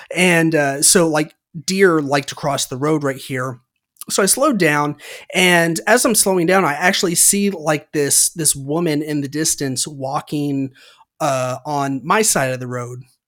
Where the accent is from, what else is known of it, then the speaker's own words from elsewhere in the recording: Santa Rosa, California, United States; in Santa Rosa, which is where I grew up in California